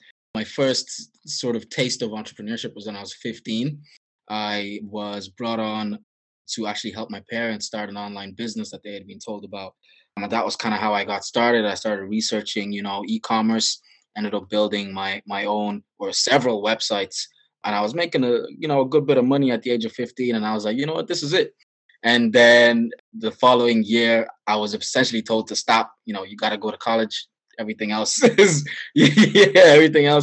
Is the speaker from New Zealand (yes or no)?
no; Dublin, Leinster, Ireland; also born or lived in Nigeria; I grew up in Dublin, Ireland. I was born originally in Nigeria. I moved. My parents emigrated over here when I was about 9, and I've been living here ever since.